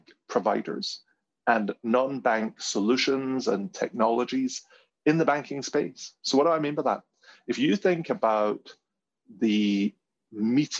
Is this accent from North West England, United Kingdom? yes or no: no; Glasgow, Scotland, United Kingdom; my hometown in Glasgow